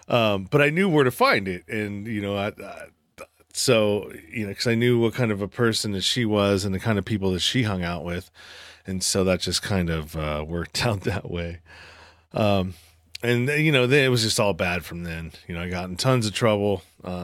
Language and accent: English; Pinole, California, United States; I was born and raised in San Francisco Bay Area, the eastern part of the Bay Area in a small town called Pinole.